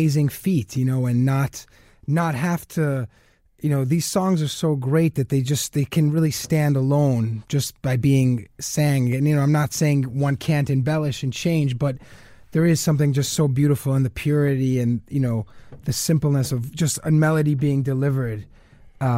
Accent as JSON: {"language": "English", "region": "New York", "country": "United States", "tie": "born or raised there", "said": "I grew up in New York playing bebop"}